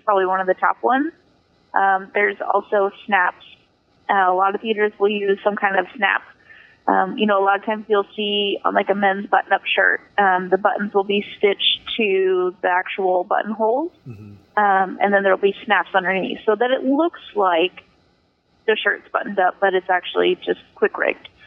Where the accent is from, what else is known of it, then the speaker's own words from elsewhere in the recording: Wichita, Kansas, United States; moved away as an adult; now in Las Vegas, United States; my first big theater job out of high school um, was being on a wardrobe crew in um, in my hometown